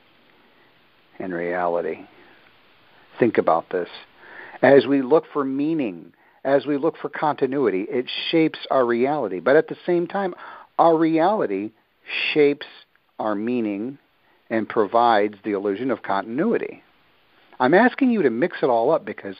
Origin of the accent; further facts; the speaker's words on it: Midwest, United States; moved away; also born or lived in the islands; Growing up in the Midwest, where I'm accustomed to farmland, I can dig my hands at least a foot into the ground of that deep, loamy soil. I grew up with it